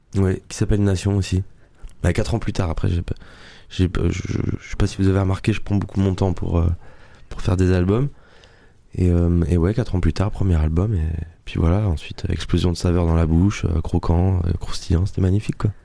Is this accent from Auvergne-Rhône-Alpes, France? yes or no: no; Le Bugue, Nouvelle-Aquitaine, France; accent: southern; now in Paris, France; Le Bug, c'est ma petite, c'est mon petit village